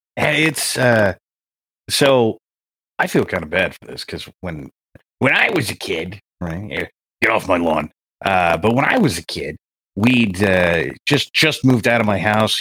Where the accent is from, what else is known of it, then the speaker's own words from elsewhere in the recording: California, United States; I grew up in California